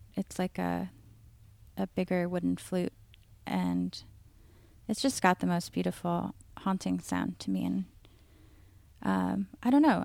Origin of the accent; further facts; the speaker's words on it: Seattle, Washington, United States; I grew up in North Seattle.